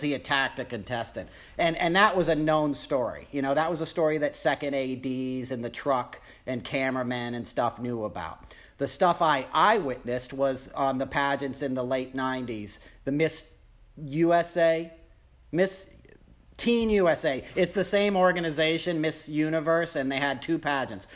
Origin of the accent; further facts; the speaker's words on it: New York, United States; I grew up in New York